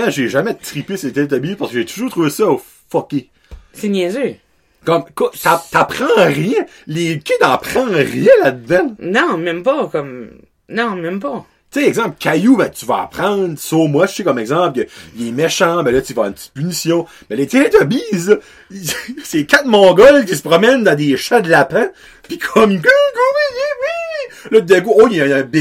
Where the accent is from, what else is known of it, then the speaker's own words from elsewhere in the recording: Canada; ben, je suis un Acadien, no offense.